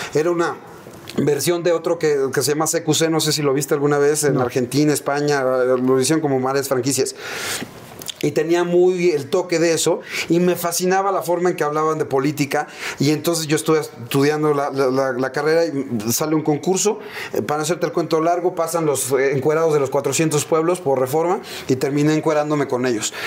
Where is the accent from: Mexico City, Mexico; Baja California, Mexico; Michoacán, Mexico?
Mexico City, Mexico; crecimos, nuestra infancia fue en la Aéreos de Chulubusco ahí en la Viga y Ermita.